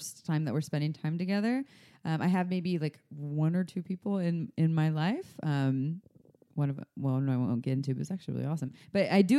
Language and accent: English; United States; I'm the American